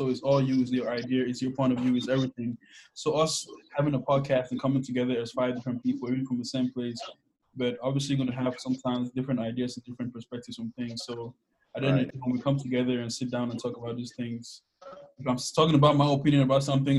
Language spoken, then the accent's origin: English; Bamenda, North-West Region, Cameroon; moved away as an adult; now in United States; I'm from Cameroon as well. I'm from Bamenda also. I think all of us here are from Bamenda really. I came to the United States in 2010